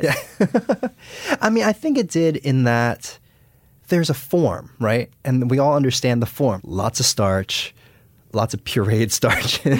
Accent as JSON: {"language": "English", "country": "United States", "tie": "born or raised there", "said": "I was born and raised in the United States."}